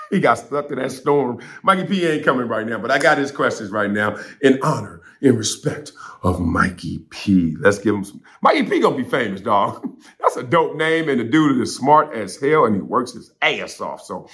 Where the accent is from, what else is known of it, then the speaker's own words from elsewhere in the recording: Los Angeles, California, United States; I'm from L.A. I'm from the West Coast.